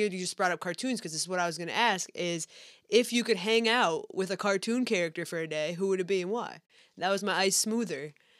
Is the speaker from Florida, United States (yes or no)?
no; Springfield, Massachusetts, United States; We're both from Springfield. So Springfield's, you know, it's Hartford, but in Massachusetts.